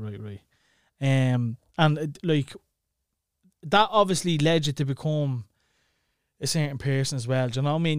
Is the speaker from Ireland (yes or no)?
yes; Dublin, Leinster, Ireland; growing up in Clondalkin